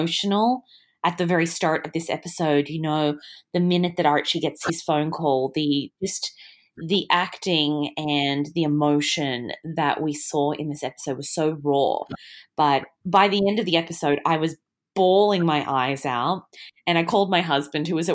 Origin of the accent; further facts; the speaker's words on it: Australia; I'm so Australian